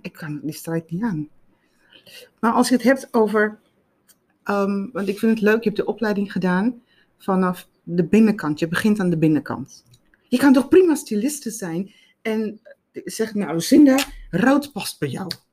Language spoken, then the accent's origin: Dutch; South Africa; now in Netherlands; ik kom uit Zuid-Afrika. Mijn moeder was, eh, maakte, naaide altijd kleding.